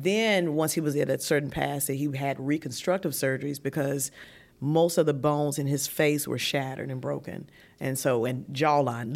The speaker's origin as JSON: {"language": "English", "town": "Martinsville", "region": "Virginia", "country": "United States", "also_born_or_lived": "Greensboro, North Carolina", "moved": "as an adult", "said": "I was transitioning from Martinsville, Virginia, um, small city"}